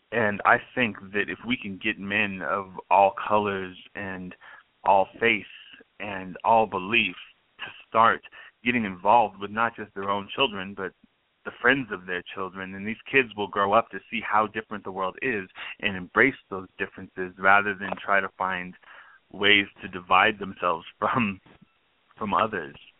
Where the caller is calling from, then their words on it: Albuquerque, New Mexico, United States; I'm calling from Albuquerque.